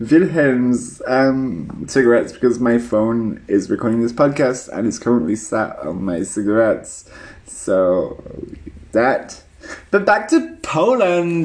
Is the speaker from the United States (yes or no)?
no; United Kingdom; now in Berlin, Germany; I'm British